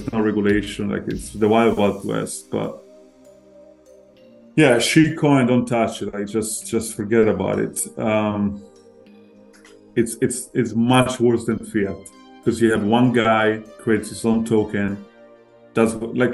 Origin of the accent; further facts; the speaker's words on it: Florence, Tuscany, Italy; moved away as an adult; also born or lived in London; I was born and raised in Italy, Florence